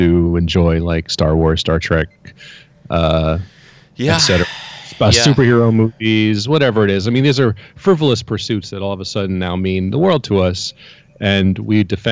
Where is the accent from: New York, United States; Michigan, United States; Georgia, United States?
New York, United States; now in Florida, United States; I grew up in New York